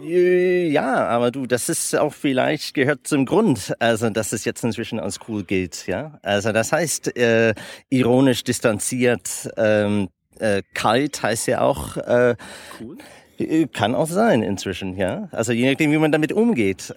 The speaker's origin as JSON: {"language": "German", "country": "United States", "also_born_or_lived": "Germany / Italy / Netherlands", "second_language": "German", "said": "als Amerikaner, die, der seit 20 Jahren mit Deutschland zu tun hat"}